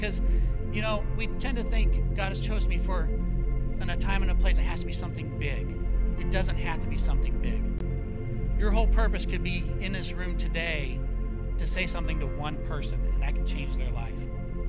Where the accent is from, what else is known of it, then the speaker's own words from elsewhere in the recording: Italy; also born or lived in United States; I grew up in Italy. I went back to the United States.